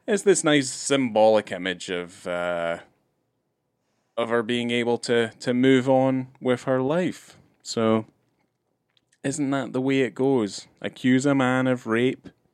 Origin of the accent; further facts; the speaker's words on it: Scotland, United Kingdom; moved away; growing up in Scotland